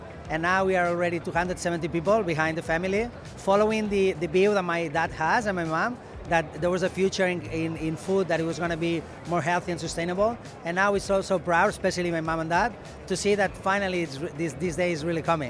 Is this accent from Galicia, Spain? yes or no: no; Lleida, Catalonia, Spain; Lleida, my hometown